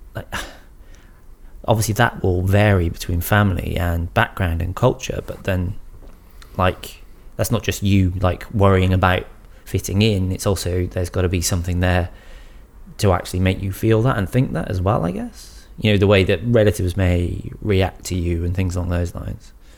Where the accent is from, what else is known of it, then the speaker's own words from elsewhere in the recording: United Kingdom; moved away as an adult; now in Australia; being Brits coming here